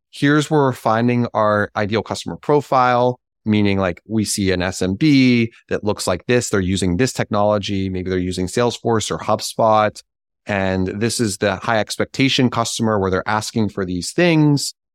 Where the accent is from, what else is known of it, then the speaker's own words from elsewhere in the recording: Pittsburgh, Pennsylvania, United States; I am from Pittsburgh